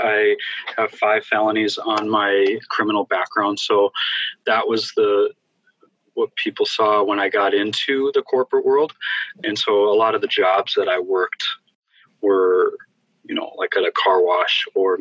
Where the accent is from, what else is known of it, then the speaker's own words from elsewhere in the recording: Fargo, North Dakota, United States; my hometown of Fargo, North Dakota